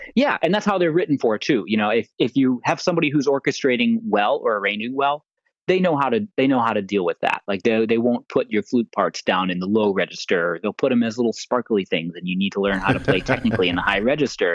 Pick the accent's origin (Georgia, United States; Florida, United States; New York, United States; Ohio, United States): Georgia, United States; Atlanta; I was growing up in Atlanta at the time.